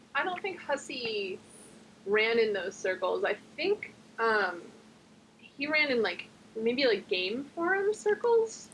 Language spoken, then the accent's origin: English; New Jersey, United States; I'm American. I was born and raised in New Jersey